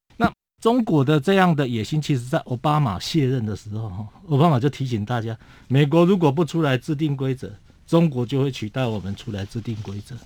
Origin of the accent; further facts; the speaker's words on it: Taiwan; 我们台湾人民的知识水平也够，也可以厘清。